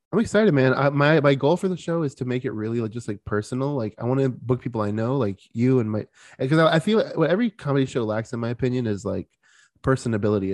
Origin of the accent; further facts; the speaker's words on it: Florida, United States; I'm from Florida